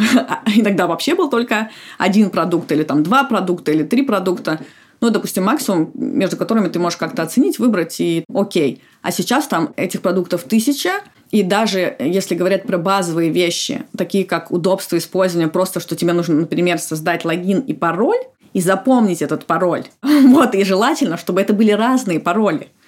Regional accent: Saint Petersburg, Russia; now in Moscow, Russia; Ну вот я, например, из Петербурга, я родилась в Петербурге и жила там всю жизнь, и я переехала ну, вот, по работе, по сути, полгода.

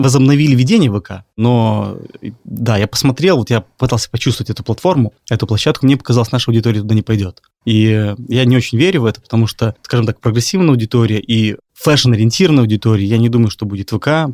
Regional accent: Minsk, Belarus; moved away; я из Минска сам

